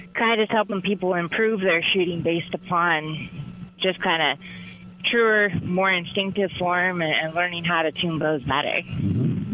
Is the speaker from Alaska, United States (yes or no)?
yes; Alaska, United States; I grew up in Alaska